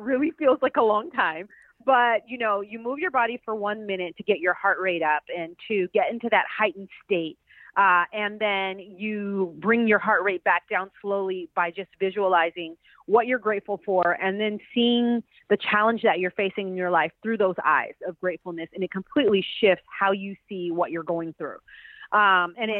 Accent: Pasadena, California, United States; I'm from Pasadena, California

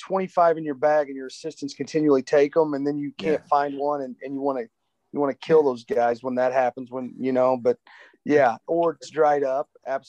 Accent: McLeansboro, Illinois, United States; I grew up in McLeansboro. It's only 20 minutes away

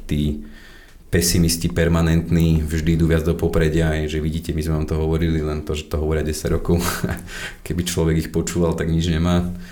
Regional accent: Slovakia; my sme Slováci

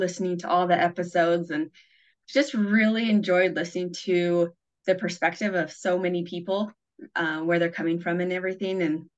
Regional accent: Canada; also born or lived in Kyiv, Ukraine; now in Bountiful, United States; I live in Utah right now in Bountiful, and I grew up in Canada

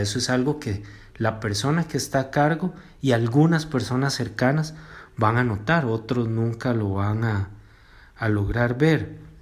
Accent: Cartago, Costa Rica; soy de Cartago

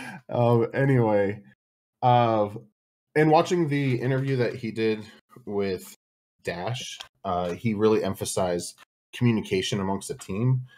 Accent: San Diego, California, United States; I'm born and raised here

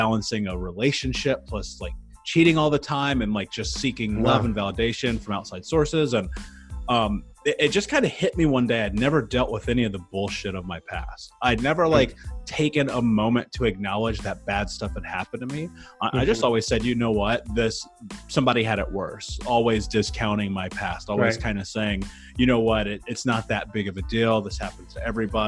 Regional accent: Midwest, United States; growing up in the 90s in America, in the Midwest

